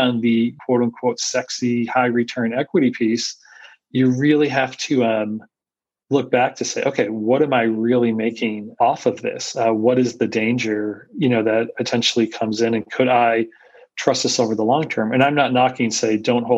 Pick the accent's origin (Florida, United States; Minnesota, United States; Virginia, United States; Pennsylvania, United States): Pennsylvania, United States; Scranton; also born or lived in Philadelphia, Pennsylvania / New York City; now in Austin, United States; I grew up in Scranton, PA.